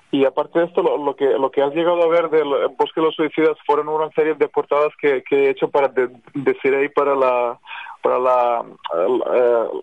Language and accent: Spanish; Spain; moved away as an adult; Y yo soy español, o sea, oficialmente soy, soy español, tengo el pasaporte desde hace muchísimos años